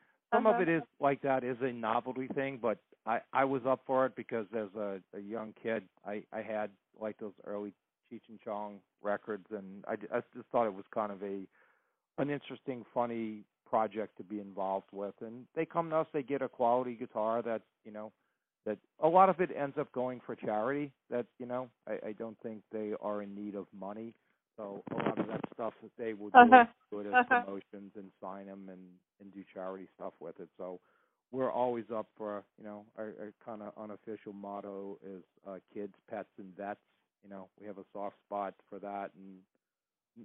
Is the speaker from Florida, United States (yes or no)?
no; New Orleans, Louisiana, United States; growing up in New Orleans